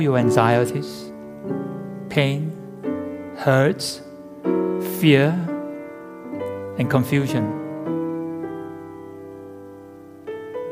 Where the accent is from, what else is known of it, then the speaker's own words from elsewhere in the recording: England, United Kingdom; accent: English; moved away; my English accent.